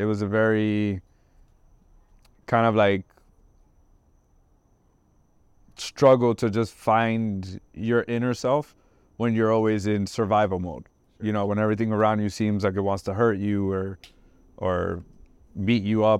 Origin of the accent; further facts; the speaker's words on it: Trenton, New Jersey, United States; moved away as an adult; also born or lived in Puerto Rico / Florida; now in Davie, Florida, United States; So I grew up in Trenton, New Jersey, and I was at a very critical age, 17